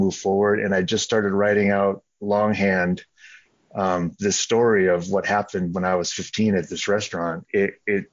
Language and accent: English; San Jose, California, United States; moved away as an adult; also born or lived in Bloomington, Indiana / Chicago area / Ann Arbor, Michigan / Oregon; now in Boise, United States; I grew up in San Jose, California